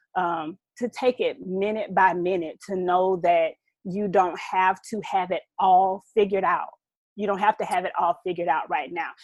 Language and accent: English; Southeast Georgia, United States; a Georgia peach, raised in the GA red clay. Um, yeah, I'm I'm from Southeast Georgia, a country girl